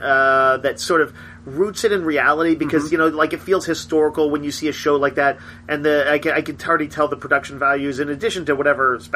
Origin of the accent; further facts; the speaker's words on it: Austin, Texas, United States; that is my hometown of Austin, Texas